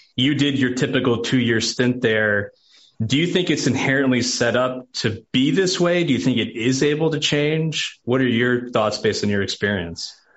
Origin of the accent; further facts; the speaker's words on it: New York, United States; moved away as an adult; now in Nashville, United States; I'm a New Yorker who married a Nashville girl